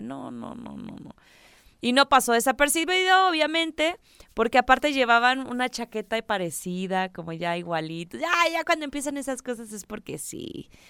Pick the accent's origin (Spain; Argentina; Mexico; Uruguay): Mexico; cómo somos los mexicanos